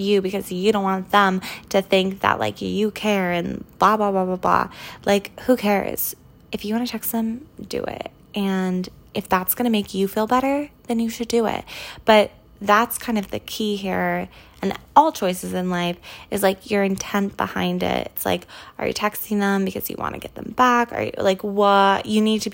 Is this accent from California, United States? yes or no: yes; California, United States; now in New York City, United States; growing up in California